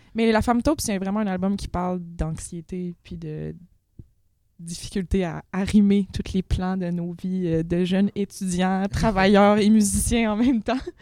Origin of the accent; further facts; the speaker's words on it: Quebec, Canada; on est au Québec